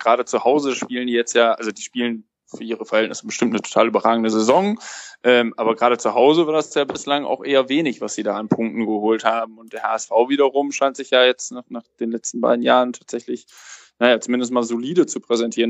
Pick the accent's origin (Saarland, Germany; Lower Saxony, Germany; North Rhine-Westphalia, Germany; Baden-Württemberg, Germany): North Rhine-Westphalia, Germany; Cologne; born or raised there